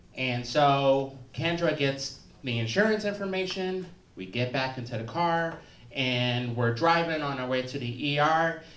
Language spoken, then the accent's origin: English; Chicago, Illinois, United States; I'm from the South Side of Chicago, but I also like spent about ten years in the South Suburbs.